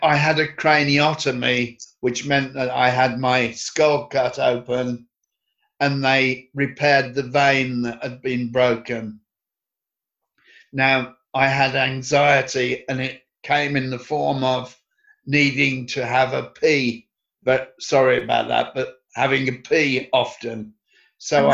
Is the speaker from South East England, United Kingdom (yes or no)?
no; Birmingham, West Midlands, United Kingdom; I was born in Birmingham in England, the 23rd of September, 1955.